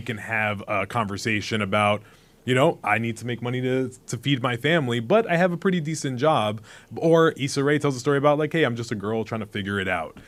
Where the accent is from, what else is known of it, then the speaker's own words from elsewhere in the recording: New York City, New York, United States; I was born in Bronx, New York. I know what it's like to grow up in the hood